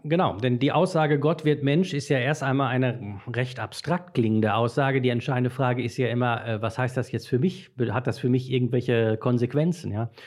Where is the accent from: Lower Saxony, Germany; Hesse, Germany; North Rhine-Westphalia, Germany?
North Rhine-Westphalia, Germany; Dortmund; moved away as an adult; also born or lived in Brakel, East Westphalia; Ich komme gebürtig aus Dortmund